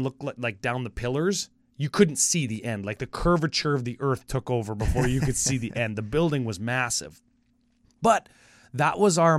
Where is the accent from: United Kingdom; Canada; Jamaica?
Canada; Okay, so we are coming from Canada, and remember the exchange rate's about like 30% higher for us.